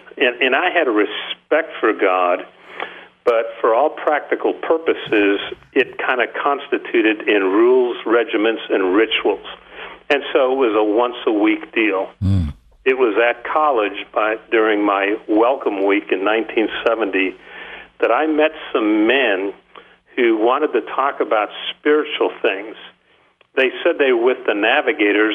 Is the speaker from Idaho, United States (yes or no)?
no; Chicago, Illinois, United States; now in Columbia, United States; I grew up in the Chicago area